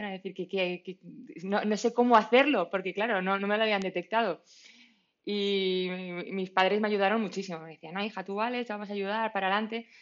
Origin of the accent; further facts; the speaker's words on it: Madrid, Community of Madrid, Spain; soy de, aquí de Madrid